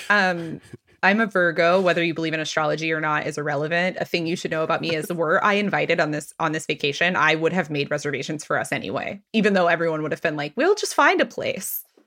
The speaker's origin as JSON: {"language": "English", "region": "Texas", "country": "United States", "also_born_or_lived": "Washington, D.C.", "moved": "yes", "lives_now": "Philadelphia, United States", "said": "I'm from Texas."}